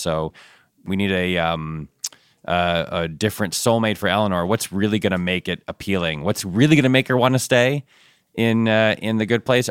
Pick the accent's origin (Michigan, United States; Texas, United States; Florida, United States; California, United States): Michigan, United States; Ann Arbor; I was born in Ann Arbor